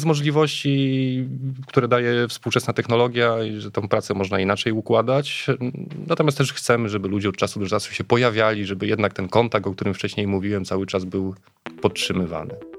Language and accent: Polish; Łódź, Łódź Voivodeship, Poland; ta nazwa trochę ujawnia skąd pochodzę. Jestem z Łodzi, przyjechałem z Łodzi